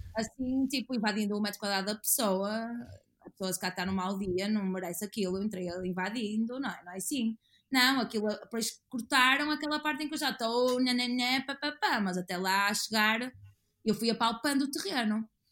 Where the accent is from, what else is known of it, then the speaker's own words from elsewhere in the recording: Porto, Norte, Portugal; eu sou do Porto e tenho muito orgulho de ser do Porto e de viver no Porto.